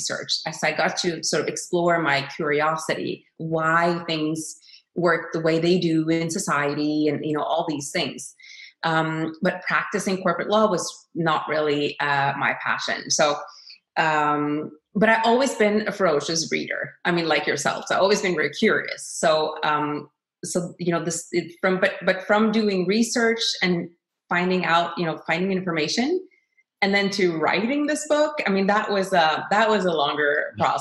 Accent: Norway; as a Norwegian myself, I've always been very proud and honored that my home country of Norway

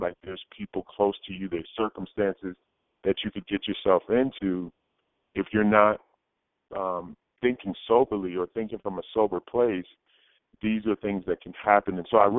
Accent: New England, United States; I'm from New England.

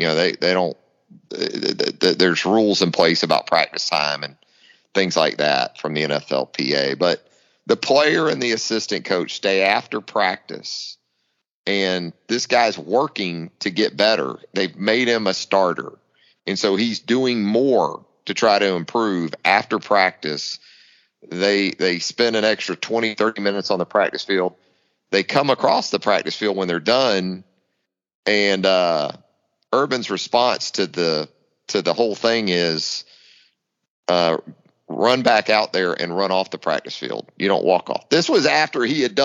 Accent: Northeast Florida, United States; growing up in Northeast Florida

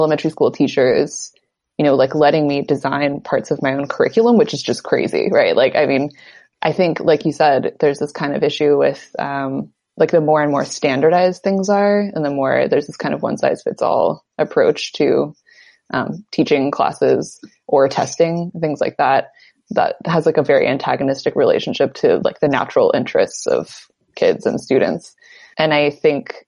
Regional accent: Bay Area, California, United States; I grew up in the Bay Area

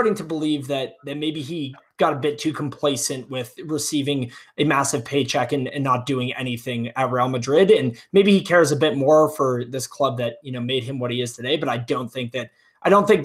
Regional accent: Wales, United Kingdom; as a Welshman, as two Welshmen doing a podcast here

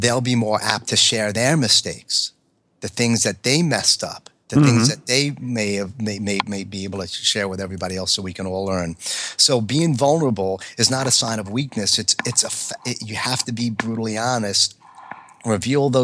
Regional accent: New York, United States; accent: New York; my accent, some of the ways that I am just being a New York type A fighter pilot

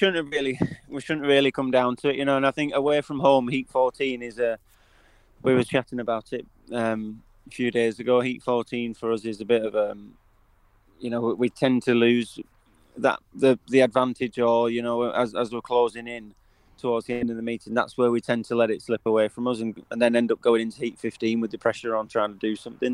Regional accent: United Kingdom; I think that's what, as British riders, it's what we, you know, we dream

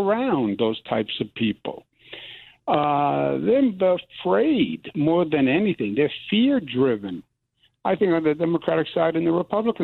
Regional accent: New York City, New York, United States; I'm from New York. We don't have fuzzy in New York

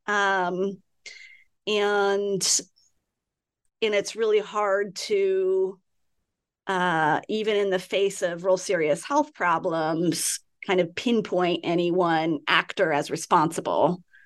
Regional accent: California, United States; I grew up in California.

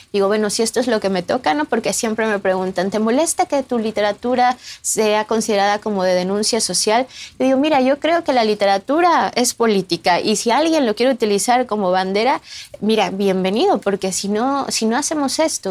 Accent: Mexico City, Mexico; moved away as an adult; now in Barcelona, Spain; yo soy mexicana

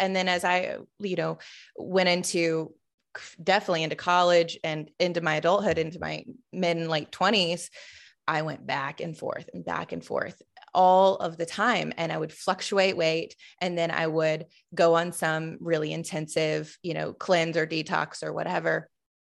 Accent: the South, United States; I grew up in the South

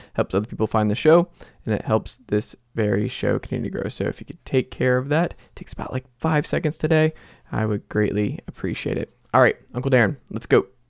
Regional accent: Atlanta, Georgia, United States; That's where I'm from. I'm from Atlanta.

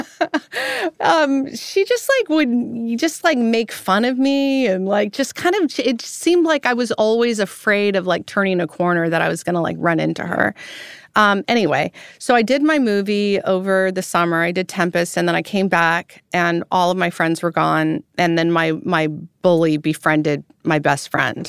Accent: Roseville, California, United States; moved away as an adult; also born or lived in France; I was born in Roseville, California

